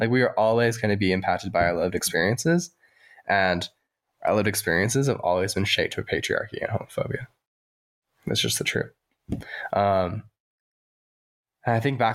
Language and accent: English; Provo, Utah, United States; also born or lived in Salt Lake City, Utah; I grew up in Provo, Utah